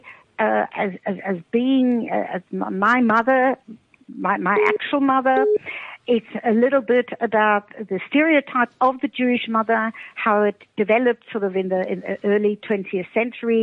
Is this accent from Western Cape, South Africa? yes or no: yes; Cape Town, Western Cape, South Africa; moved away as an adult; now in Austria; I was brought up in Cape Town, actually, brought up in Camps Bay